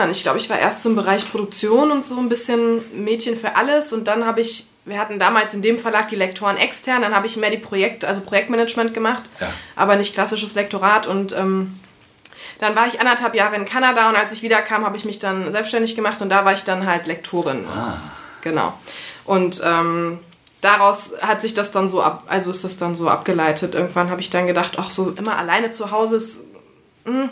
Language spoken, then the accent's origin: German; Rhineland-Palatinate, Germany; Ähm, aus dem Westerwald, aber dann über Umwege viel umgezogen. Also ich bin jetzt aus dem Rheinland hergezogen.